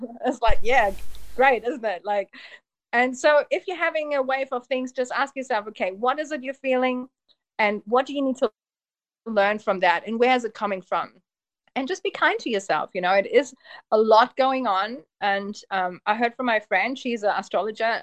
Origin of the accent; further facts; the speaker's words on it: Germany; moved away as an adult; also born or lived in Poland / Auckland, New Zealand / Papamoa, New Zealand; now in Mount Maunganui, New Zealand; I was born in Germany and my family is actually from Poland. So I was the first child born in Germany